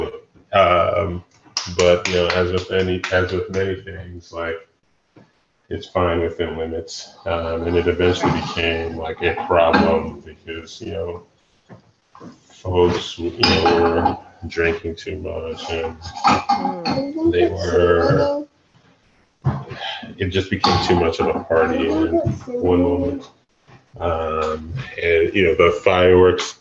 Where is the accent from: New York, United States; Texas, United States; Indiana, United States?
New York, United States; New York City; also born or lived in Nigeria; I grew up in Brooklyn